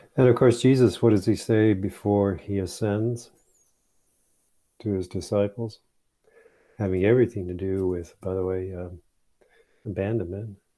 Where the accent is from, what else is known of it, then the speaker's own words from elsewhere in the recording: Saginaw, Michigan, United States; I grew up in Saginaw, Michigan.